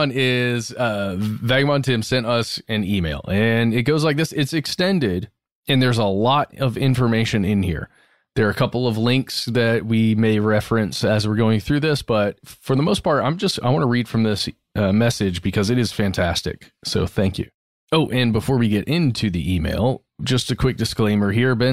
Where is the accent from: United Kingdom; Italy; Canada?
Canada; Eastern Canada; I'm from Eastern Canada and been in British Columbia for the past three years.